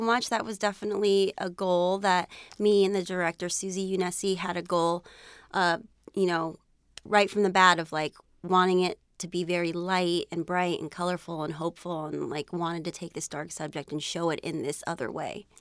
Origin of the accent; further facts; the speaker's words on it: San Jose, California, United States; I grew up in San Jose, California, and, um, my parents immigrated here from the Philippines